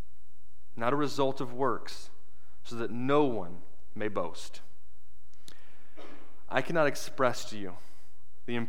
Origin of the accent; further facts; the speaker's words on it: United States; I was an American